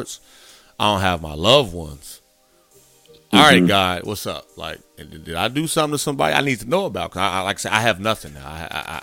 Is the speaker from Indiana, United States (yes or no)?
yes; Gary, Indiana, United States; moved away as an adult; also born or lived in South Texas; growing up in the Midwest, Gary, Indiana, to be exact